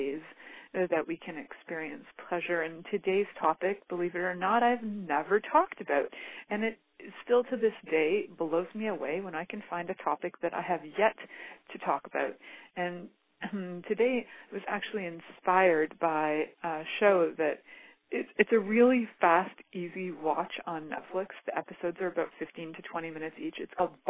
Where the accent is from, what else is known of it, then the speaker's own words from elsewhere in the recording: Canada; growing up in Canada, we had this amazing show called Mr. Dress Up